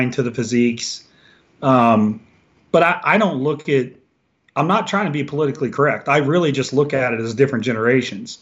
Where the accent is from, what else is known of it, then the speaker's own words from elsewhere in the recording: Washington Court House, Ohio, United States; now in Columbus, United States; I'm from a little small town called Washington Courthouse, which is about 60 minutes south of here